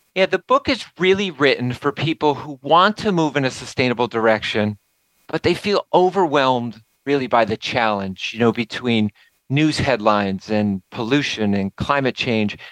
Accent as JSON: {"language": "English", "town": "Nassau", "region": "New York", "country": "United States", "tie": "born or raised there", "moved": "yes", "said": "going back to my hometown, back to Nassau"}